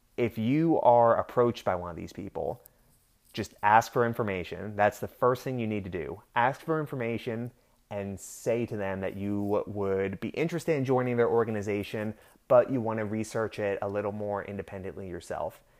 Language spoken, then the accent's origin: English; Pennsylvania, United States; now in Florida, United States; I'm originally from Pennsylvania